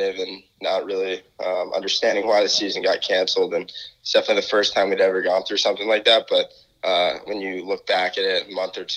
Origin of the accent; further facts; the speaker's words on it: Connecticut, United States; moved away as an adult; now in Michigan, United States; I'm from Connecticut, so didn't grow up in Michigan